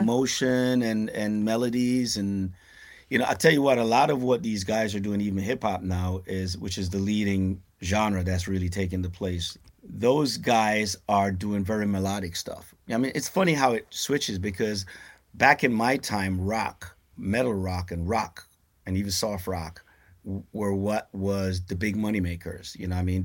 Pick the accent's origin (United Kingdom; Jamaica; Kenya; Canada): Jamaica; Kingston, Kingston Parish; moved away; also born or lived in Brooklyn, New York, United States; I came from you know, a place called, uh, Raytown in, in downtown Kingston.